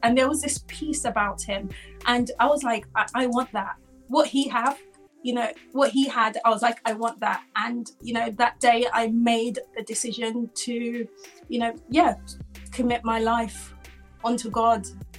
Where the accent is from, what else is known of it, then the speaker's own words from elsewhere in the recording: Jamaica; I grew up, I'm from Jamaica.